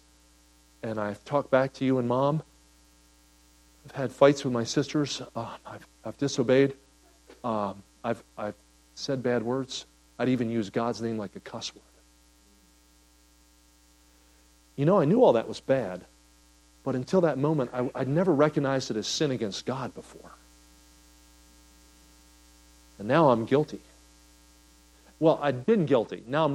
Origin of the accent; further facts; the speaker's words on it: Kansas City, Missouri, United States; I'm from Kansas City